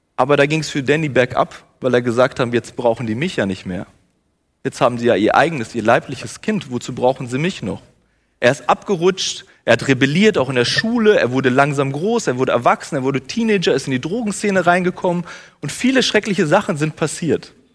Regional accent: Bielefeld, North Rhine-Westphalia, Germany; now in Herborn, Germany; aus Bielefeld, da wo ich herkomme

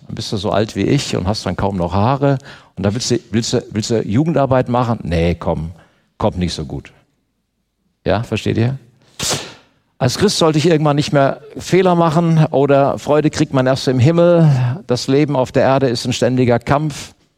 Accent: Germany; Ich bin Deutscher

